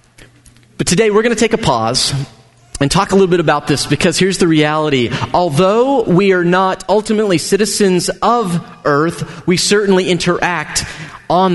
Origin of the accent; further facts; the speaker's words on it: United States; as an American